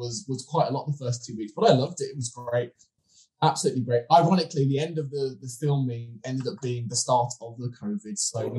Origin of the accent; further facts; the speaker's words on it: Birmingham, West Midlands, United Kingdom; I was born and raised in Birmingham.